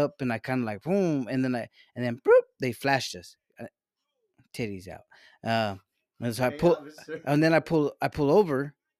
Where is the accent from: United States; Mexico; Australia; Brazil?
Mexico; born there; Look at me. I was born in Mexico.